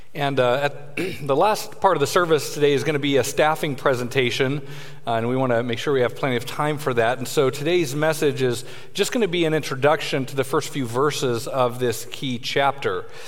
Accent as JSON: {"language": "English", "town": "Denver", "region": "Colorado", "country": "United States", "tie": "born or raised there", "said": "I grew up in Denver, Colorado"}